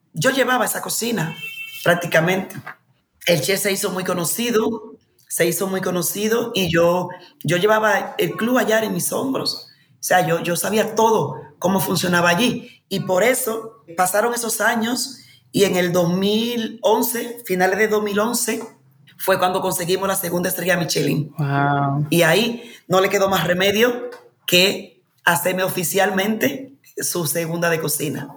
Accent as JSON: {"language": "Spanish", "country": "Dominican Republic", "also_born_or_lived": "Madrid, Spain / United States", "moved": "as an adult", "said": "volvía a mi tierra"}